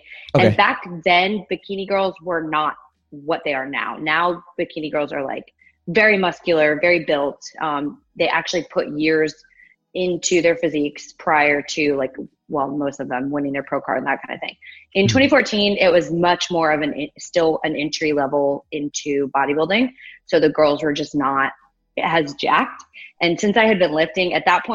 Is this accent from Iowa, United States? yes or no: no; Magnolia, Texas, United States; also born or lived in Houston, Texas; I grew up in the Woodland, well, Magnolia, so the suburbs.